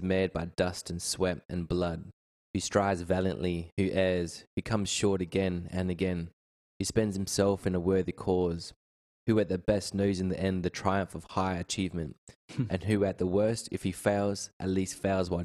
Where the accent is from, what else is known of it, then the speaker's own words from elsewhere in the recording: Perth, Western Australia, Australia; also born or lived in Kalgoorlie; I grew up in Perth, West Australia